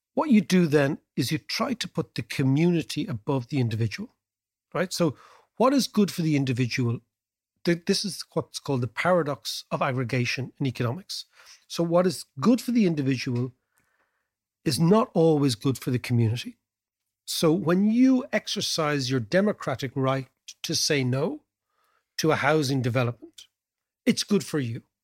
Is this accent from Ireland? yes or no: yes; Dublin, Leinster, Ireland; we're from Dublin